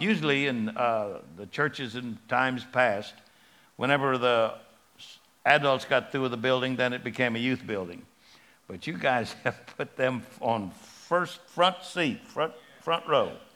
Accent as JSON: {"language": "English", "region": "Texas", "country": "United States", "said": "I'm from Texas"}